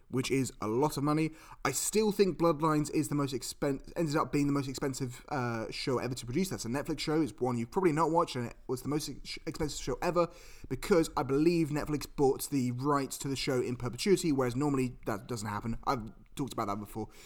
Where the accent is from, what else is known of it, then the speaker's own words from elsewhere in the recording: United Kingdom; I'm British